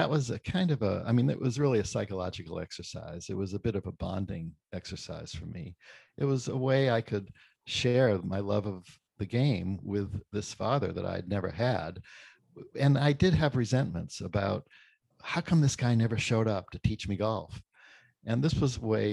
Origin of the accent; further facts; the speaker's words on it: Brockton, Massachusetts, United States; I grew up in Brockton, Massachusetts, the only son of an abandoned woman in not very advantaged circumstances